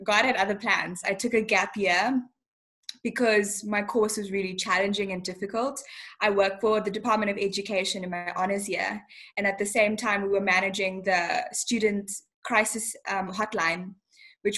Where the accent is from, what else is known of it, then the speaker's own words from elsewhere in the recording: Bulawayo, Zimbabwe; also born or lived in Harare, Zimbabwe; now in South Africa; I was born in the capital, Harare, and then grew up in Bulawayo, Zimbabwe